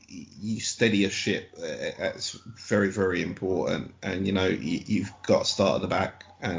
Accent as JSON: {"language": "English", "region": "England", "country": "United Kingdom", "said": "as an English person"}